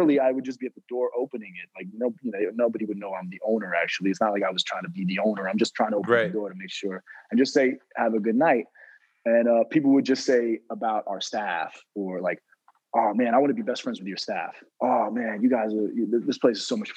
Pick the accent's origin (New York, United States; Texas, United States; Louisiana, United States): New York, United States; New York City; And I'm from New York City originally. I'm from Manhattan.